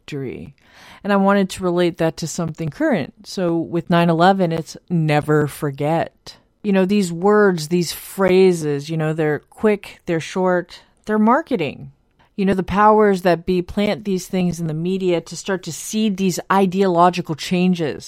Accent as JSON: {"language": "English", "country": "United States", "said": "I'm from the United States"}